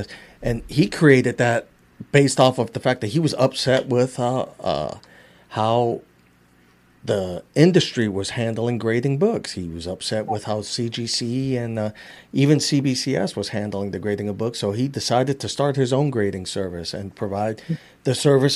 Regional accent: New York City, New York, United States; I grew up in Queens, New York

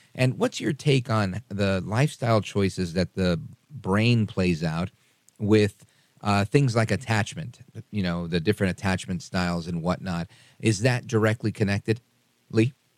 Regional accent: New York City, New York, United States; I was born in Brooklyn, New York. My parents were born on the island of Puerto Rico

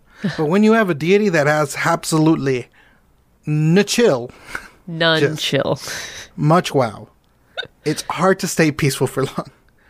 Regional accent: Mexico; I'm Mexican.

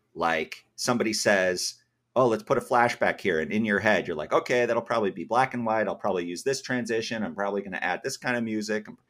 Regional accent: Massachusetts, United States; moved away as an adult; also born or lived in Georgia; I grew up in Massachusetts

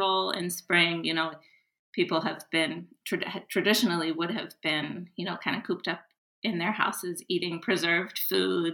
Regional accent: United States; also born or lived in Japan; As an American

